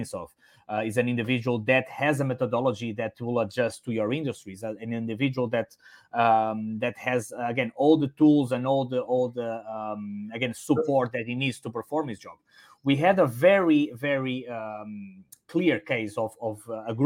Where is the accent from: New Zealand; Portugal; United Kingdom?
Portugal; first language Portuguese and Spanish; English is a second language; moved away as an adult; also born or lived in Italy; now in Singapore; My native languages are Portuguese and Spanish because my hometown is actually in the border with Spain.